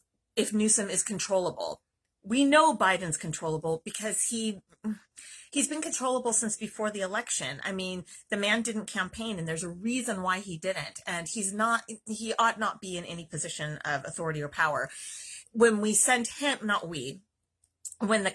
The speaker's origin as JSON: {"language": "English", "region": "California", "country": "United States", "said": "as a Californian"}